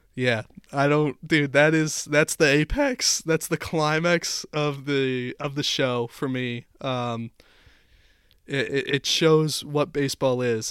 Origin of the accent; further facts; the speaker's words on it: Chicago, Illinois, United States; growing up in Chicago